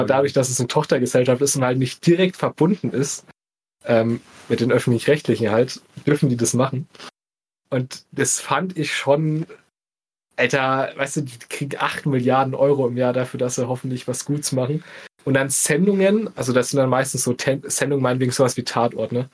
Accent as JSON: {"language": "German", "region": "Bavaria", "country": "Germany", "said": "wir kommen ja auch aus Bayern"}